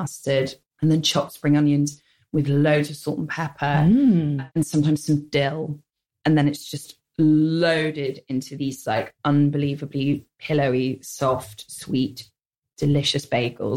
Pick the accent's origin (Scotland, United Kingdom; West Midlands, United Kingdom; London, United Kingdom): London, United Kingdom; I grew up in the North London suburbs